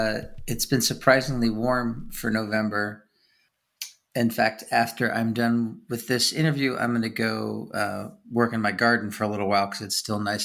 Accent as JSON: {"language": "English", "town": "Kansas City", "region": "Missouri", "country": "United States", "tie": "born there", "said": "Oh, so was I."}